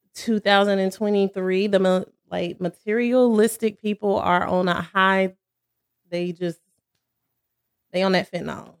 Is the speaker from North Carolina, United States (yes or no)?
yes; Cherryville, North Carolina, United States; now in Charlotte, United States; I'm from Cherryville, North Carolina